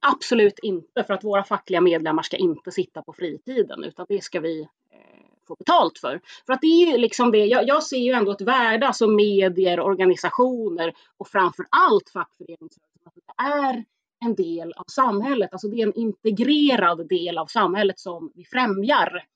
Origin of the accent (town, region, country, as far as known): Stockholm, Stockholm County, Sweden; born or raised there